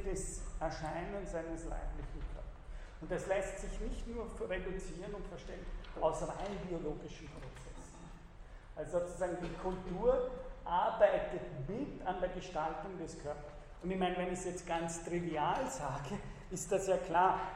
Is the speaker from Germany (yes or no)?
no; Austria; wir in Österreich